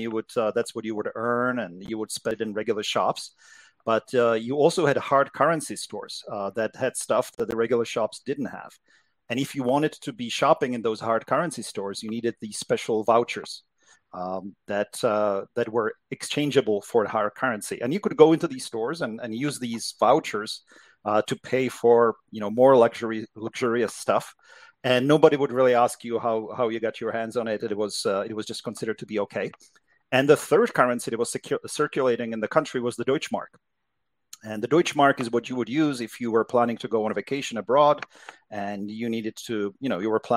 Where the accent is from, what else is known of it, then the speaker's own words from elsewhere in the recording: Czechia; now in United States; Well, I grew up in Czechoslovakia. So it was uh, in the 1970s and 1980s, so it was still a communist country, and it was a very different uh, place than uh, than living here in the U.S. now.